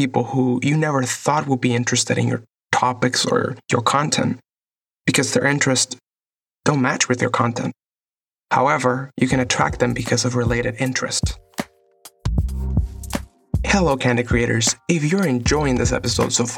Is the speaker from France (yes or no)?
no; Puerto Rico; moved away as an adult; now in Los Angeles, United States; I was born and raised in Puerto Rico and have been living in Los Angeles for the last